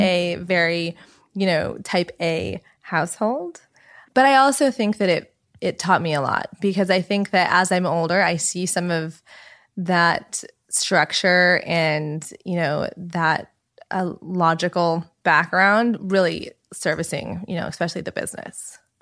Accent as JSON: {"language": "English", "town": "Los Angeles", "region": "California", "country": "United States", "tie": "born or raised there", "also_born_or_lived": "New York / Colorado / San Francisco", "said": "I grew up in Los Angeles, so born and raised."}